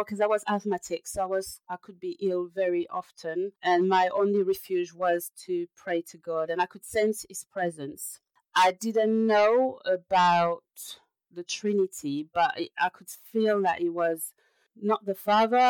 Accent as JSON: {"language": "English", "country": "France", "tie": "born or raised there", "moved": "yes", "lives_now": "London, United Kingdom", "said": "I'm a French person"}